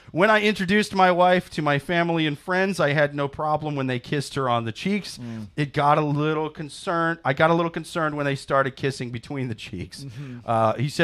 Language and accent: English; Iowa, United States; now in New York, United States; I'm from Iowa.